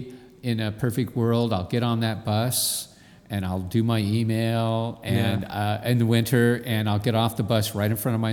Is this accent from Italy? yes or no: no; Southern California, United States; now in New York City, United States; I'm fine with the winter, except I'm from Southern California